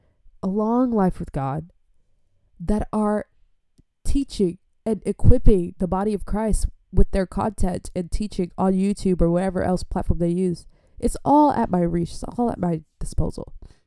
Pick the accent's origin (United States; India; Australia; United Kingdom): Australia; Adelaide, South Australia; I'm from Adelaide, Australia.